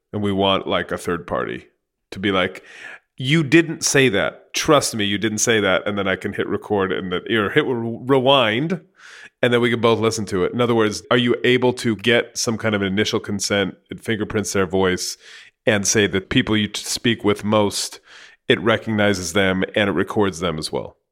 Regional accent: San Jose, California, United States; I grew up in San Jose

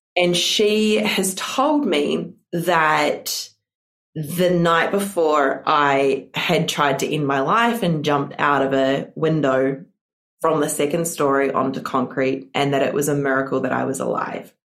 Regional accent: New Zealand; I am not from Australia. I am from New Zealand

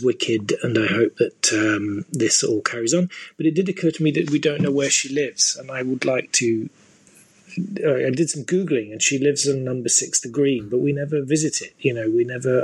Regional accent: Fife, Scotland, United Kingdom; I am I am mostly from Fife, although not always

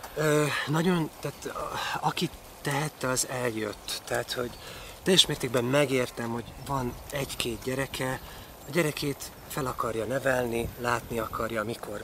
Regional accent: Transcarpathia, Zakarpattia Oblast, Ukraine; moved away as an adult; also born or lived in Vári / Berehove; now in Hungary; Kárpátaljáról beszélünk, ahol én születtem, és értem 18 éves koromig

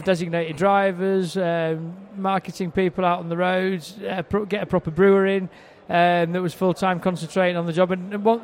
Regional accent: Harrogate, Yorkshire and the Humber, United Kingdom; I'm from England. 46 years old, if that matters. I grew up in the north of England in Harrogate.

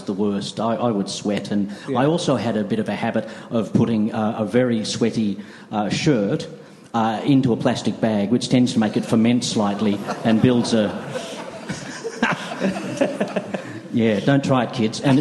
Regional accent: Australia; we came from Australia

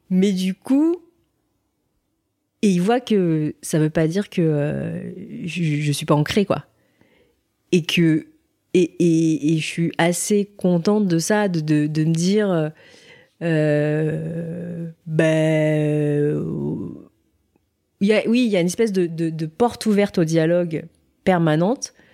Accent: Seoul, South Korea; born there; moi je suis née à Séoul, donc à la capitale au nord.

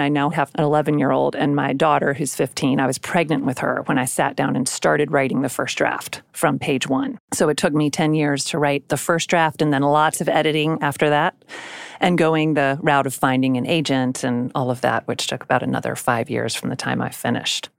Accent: South Carolina, United States; I grew up mostly in South Carolina

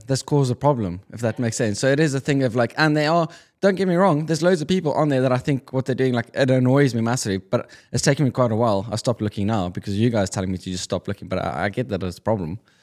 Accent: South Africa; moved away; I'm being South African Afrikaans

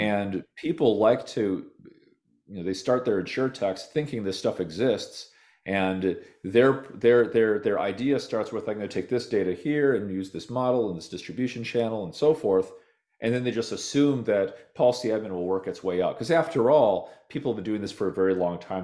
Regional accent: Minnesota, United States; also born or lived in Nevada / California; now in Austin, United States; I'm from Minnesota originally

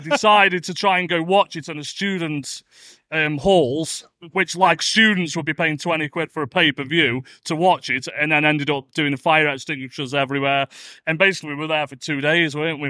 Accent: Stoke-on-Trent, West Midlands, United Kingdom; And we're only from Stoke, aren't we? So we're down the road, really.

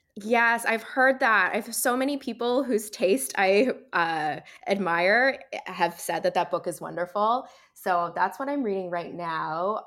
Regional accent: Barry's Bay, Ontario, Canada; moved away; also born or lived in Toronto, Canada / Australia; I grew up in Barry's Bay

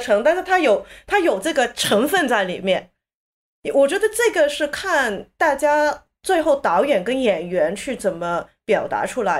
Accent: Hong Kong; 我在香港长大的时候

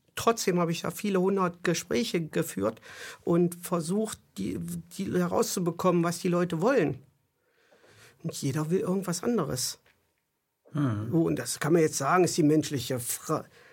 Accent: East Germany, Germany; Ich bin in der DDR groß geworden.

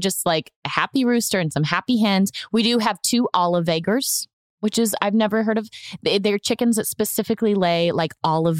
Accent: Houston, Texas, United States; born there; also born or lived in Atlanta / Memphis / Orlando; I grew up moving a lot, too. I was born in Houston. We lived in Atlanta. We lived in Memphis, Tennessee. We settled in Orlando.

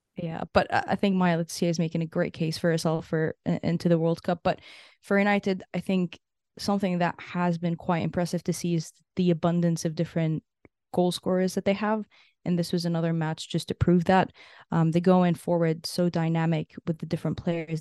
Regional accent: Canada; as a Canadian

